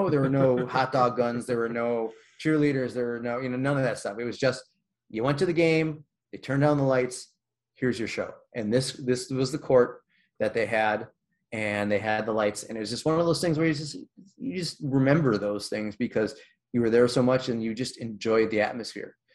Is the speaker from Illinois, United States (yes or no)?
yes; Chicago, Illinois, United States; I grew up in Comiskey on the south side. Comiskey Park was old Comiskey Park was my place. This was my place